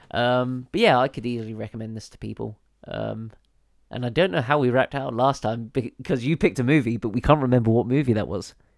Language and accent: English; United Kingdom; we are British